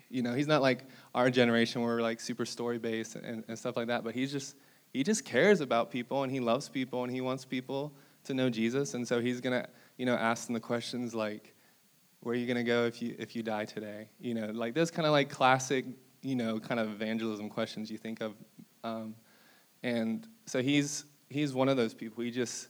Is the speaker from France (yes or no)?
no; Brazil; born there; so I was like a missionary kid. I was born in Brazil.